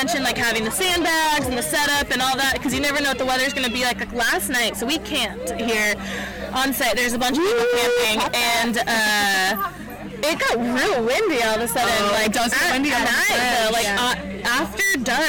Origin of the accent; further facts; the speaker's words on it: Pacific Northwest, United States; oh, I'm from the Northwest, you know, I should be used to this or that.